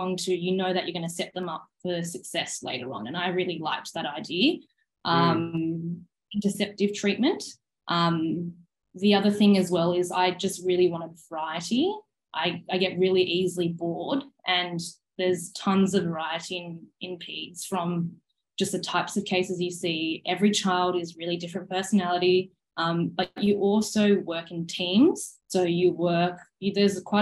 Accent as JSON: {"language": "English", "town": "Sydney", "region": "New South Wales", "country": "Australia", "also_born_or_lived": "Queensland", "moved": "as an adult", "said": "I'm from Sydney, even though I studied in Queensland, I'd come to Sydney during my uni holidays"}